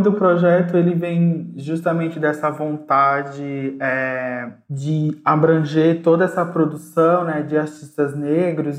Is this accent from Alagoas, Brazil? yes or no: yes; Alagoas, Brazil; now in São Paulo, Brazil; enquanto negro, nordestino, é, migrante, né, já que eu sou alagoano, moro em São Paulo